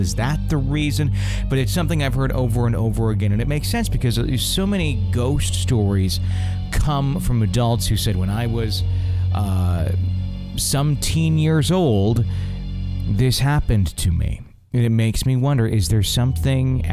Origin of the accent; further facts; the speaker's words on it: Fond du Lac, Wisconsin, United States; moved away; my hometown of Fond du Lac, Wisconsin